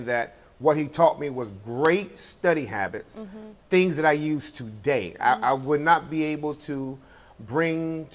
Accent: Jacksonville, North Carolina, United States; I was born in Jacksonville, North Carolina in 1962.

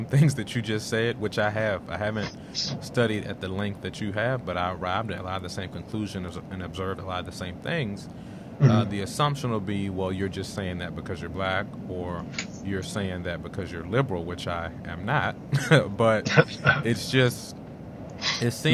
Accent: Washington, District of Columbia, United States; I'm originally from Washington, D.C.

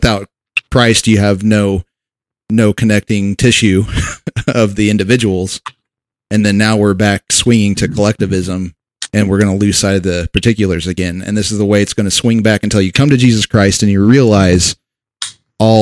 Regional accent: United States; we're American by birth

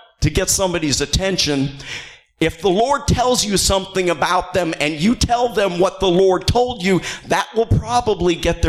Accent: Northern Illinois, United States; moved away; I'm from Northern Illinois

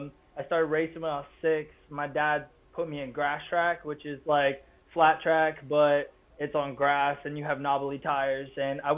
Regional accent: England, United Kingdom; now in New Orleans, United States; So I had another chance in front of them in New Orleans, where we moved to when I came over from England

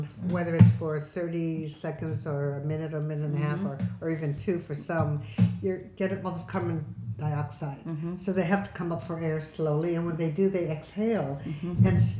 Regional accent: Los Angeles, California, United States; moved away as an adult; now in Jeju, South Korea; I grew up in Los Angeles. No four seasons at all.

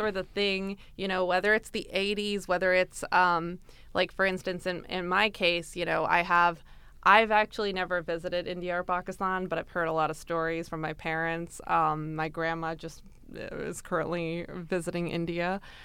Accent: Brampton, Ontario, Canada; I grew up in Brampton, so it was a multicultural upbringing

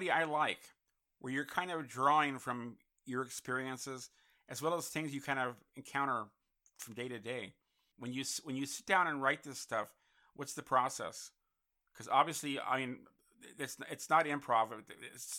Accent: San Francisco, California, United States; now in Los Angeles, United States; I grew up in San Francisco. I was there 20 years, and literally you do not need a car up there

